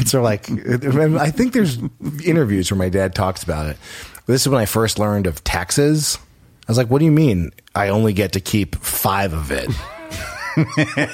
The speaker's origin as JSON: {"language": "English", "town": "Los Angeles", "region": "California", "country": "United States", "tie": "born or raised there", "said": "growing up in Los Angeles because everyone, it's a small community if you grow up here"}